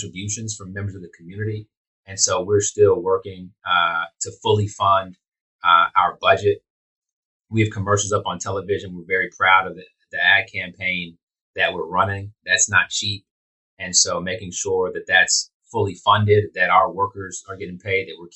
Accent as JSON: {"language": "English", "town": "Houston", "region": "Texas", "country": "United States", "tie": "born or raised there", "said": "I grew up right here in Houston"}